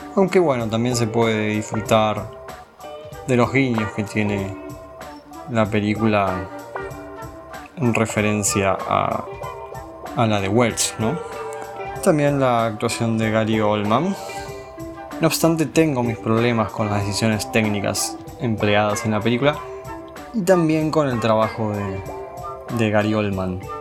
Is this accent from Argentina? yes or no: yes; Argentina; como argentinos